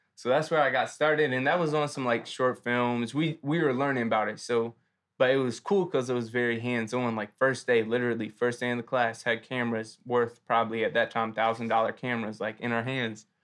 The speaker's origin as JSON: {"language": "English", "town": "Philadelphia", "region": "Pennsylvania", "country": "United States", "tie": "born or raised there", "said": "I grew up in Germantown, born and raised Philly"}